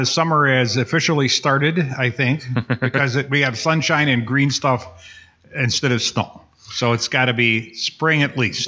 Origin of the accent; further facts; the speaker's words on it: Upper Peninsula of Michigan, United States; now in Kenosha, United States; I was born up in the Upper Peninsula of Michigan. Uh, we lived right on the border between Wisconsin and Michigan